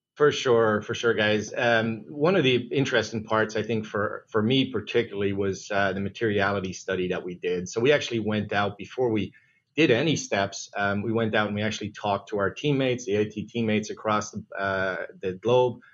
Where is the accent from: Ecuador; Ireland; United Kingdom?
Ireland; moved away; being an Irish guy